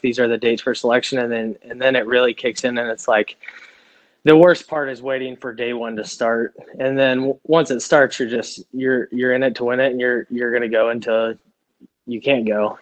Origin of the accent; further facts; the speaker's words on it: Stephenville, Texas, United States; moved away as an adult; I grew up in in Texas. I lived there my entire life, all the way till I was 24 years old